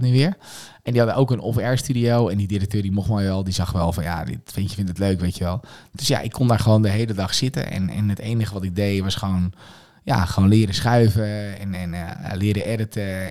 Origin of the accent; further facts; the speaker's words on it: Scherpenzeel, Gelderland, Netherlands; moved away as an adult; also born or lived in Amersfoort; Ik ben geboren in een heel streng gereformeerd dorpje, dat deed Scherpenzeel. Daar heb ik ook mijn hele jeugd heb ik daar doorgebracht